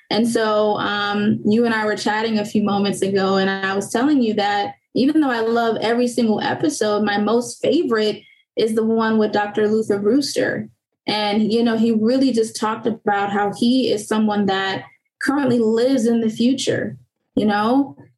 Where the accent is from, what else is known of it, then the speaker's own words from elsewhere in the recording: Haiti; born there; I also included a financial component to it because I was born in Haiti. My parents didn't really teach me too much about financial management.